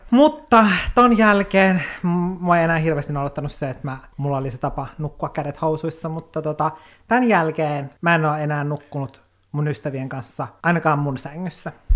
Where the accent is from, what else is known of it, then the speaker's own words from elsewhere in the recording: Oulu, North Ostrobothnia, Finland; moved away as an adult; now in Helsinki, Finland; silloin kun mä olin 18 ja muutin Oulusta